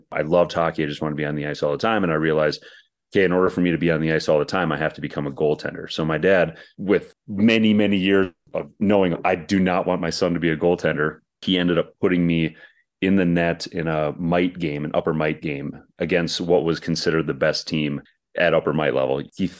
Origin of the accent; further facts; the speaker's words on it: Minnesota, United States; I grew up in Minnesota, so we had guys like John Casey and Kari Taco.